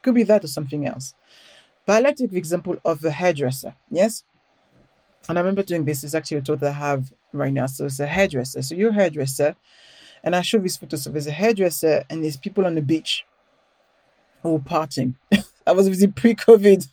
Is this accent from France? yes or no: yes; Paris, Île-de-France, France; accent: French; English is a second language; moved away as an adult; now in London, United Kingdom; I grew up in Paris, but I grew up in a ghetto.